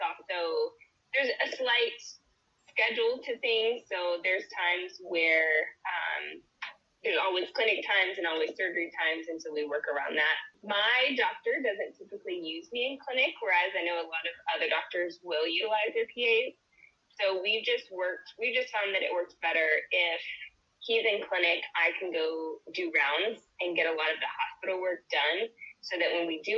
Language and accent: English; Nacogdoches, Texas, United States; I am from Nacogdoches, Texas, so a small town in East Texas.